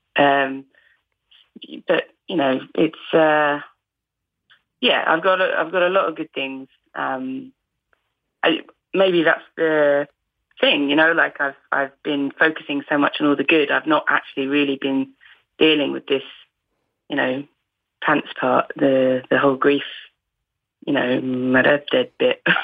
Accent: Essex, East of England, United Kingdom; accent: Essex; I don't really have a distinct dialect unless I'm actually hanging around with people from Essex

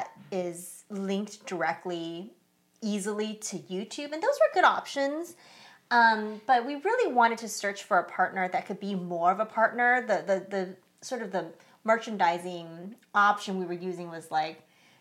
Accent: San Francisco Bay Area, California, United States; We are from the San Francisco Bay Area

